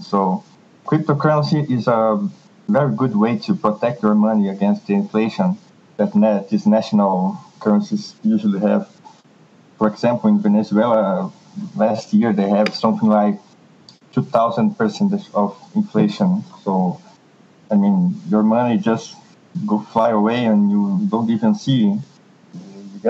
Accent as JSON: {"language": "English", "country": "Brazil", "first_language": "Portuguese", "second_language": "English", "moved": "yes", "said": "I'm Brazilian"}